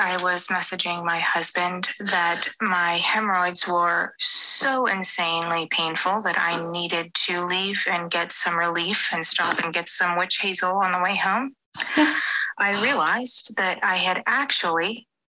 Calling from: United States; as you can tell, I am not English. I'm actually in the U.S., and a lot of your slang I have to Google

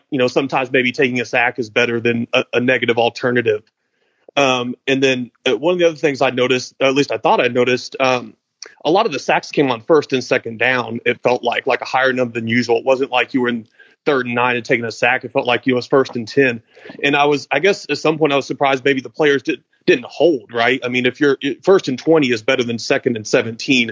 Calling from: Louisville, Kentucky, United States; I'm calling from Louisville

